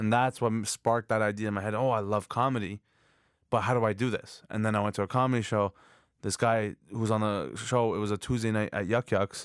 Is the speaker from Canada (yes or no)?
yes; Markham, Ontario, Canada; I was born in Canada.